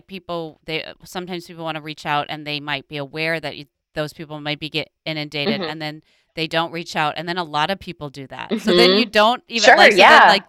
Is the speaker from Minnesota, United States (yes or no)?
yes; Minnesota, United States; Growing up in Minnesota